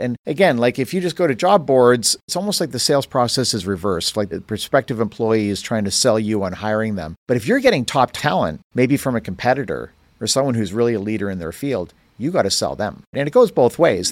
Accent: Canada; moved away; I grew up in Canada

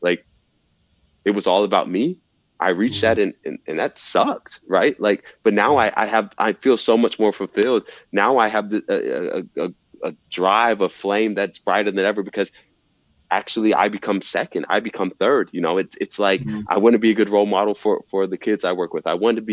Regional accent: Fayetteville, Georgia, United States; I'm from Fayetteville, Georgia, you know, a city.

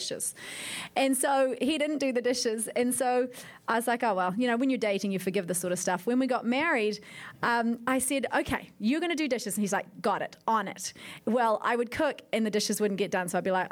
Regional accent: New Zealand; moved away; I come from New Zealand

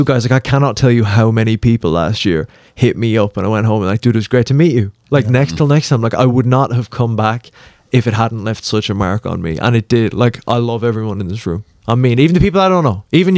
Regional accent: Ireland; I'm from Ireland, obviously.

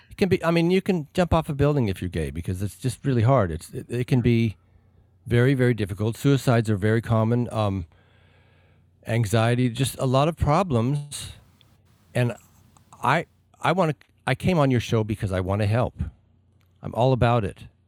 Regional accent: Alamosa, Colorado, United States; moved away; growing up in Alamosa

